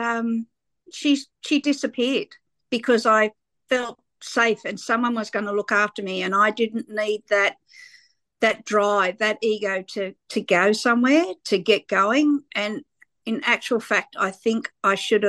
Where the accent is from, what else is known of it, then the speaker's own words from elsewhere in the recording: Sydney, New South Wales, Australia; people like me that grew up in the suburbs of Sydney. I grew up in Fairfield.